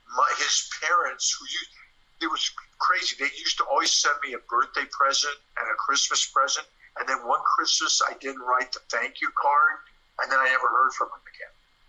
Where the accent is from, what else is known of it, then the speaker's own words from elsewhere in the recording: Portland, Oregon, United States; Portland, Oregon.